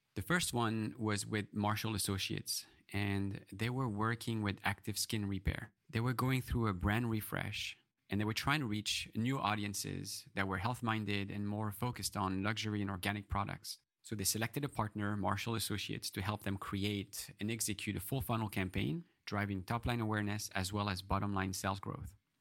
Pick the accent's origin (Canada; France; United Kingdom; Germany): France; moved away; I grew up in France